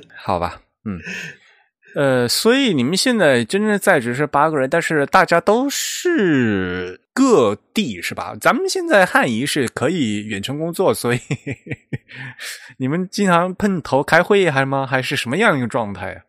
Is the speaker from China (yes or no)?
yes; China; also born or lived in United States; 我们中国人